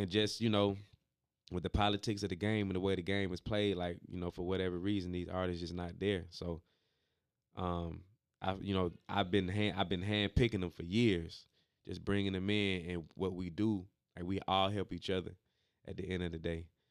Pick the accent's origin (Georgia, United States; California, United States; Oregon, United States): Georgia, United States; Stone Mountain; also born or lived in Decatur, Georgia; Grew up in Stone Mountain, but I was born in Decatur and then moved back to Decatur